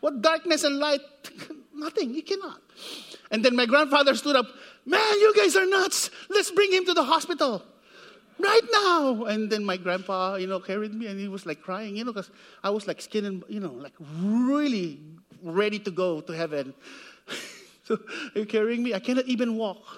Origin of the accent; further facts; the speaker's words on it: Siniloan, Calabarzon, Philippines; moved away; I grew up in the Philippines. It's about in Sinaloan, Laguna, Philippines.